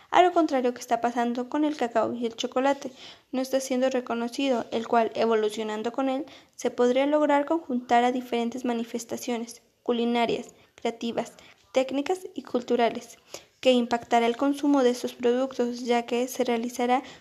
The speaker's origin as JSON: {"language": "Spanish", "country": "Mexico", "said": "que nos recuerden a nuestras raíces, que nos traigan recuerdos de nuestras vivencias como mexicanos"}